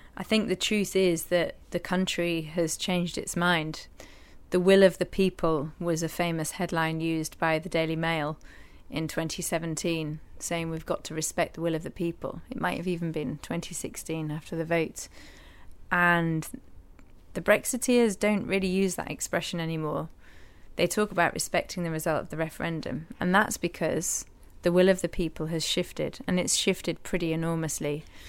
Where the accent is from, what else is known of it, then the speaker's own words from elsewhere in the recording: Yorkshire and the Humber, United Kingdom; moved away; also born or lived in Newcastle; growing up in East Yorkshire